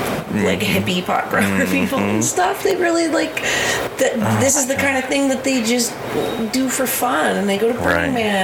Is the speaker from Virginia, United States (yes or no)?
no; Fremont, California, United States; moved away as an adult; also born or lived in San Francisco / Oakland; now in Nevada County, United States; I grew up in Fremont, and then I lived in San Francisco for 10 years, and I lived in Oakland for 10 years, and then I moved here.